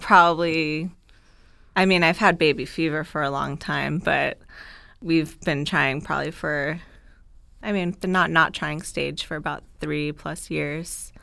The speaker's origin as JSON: {"language": "English", "region": "South Florida", "country": "United States", "tie": "born or raised there", "also_born_or_lived": "Gainesville, Florida / Dallas, Texas", "said": "I am from Florida, South Florida"}